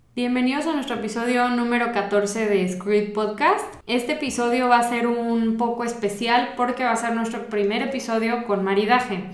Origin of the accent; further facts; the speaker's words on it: Mexico; nosotros como mexicanos